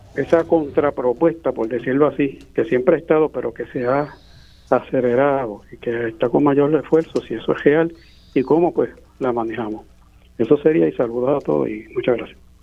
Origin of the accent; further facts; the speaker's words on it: San Juan, Puerto Rico; soy de aquí de San Juan